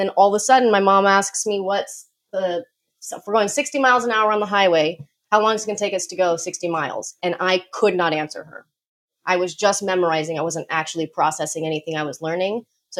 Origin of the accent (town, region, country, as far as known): Colorado, United States; born or raised there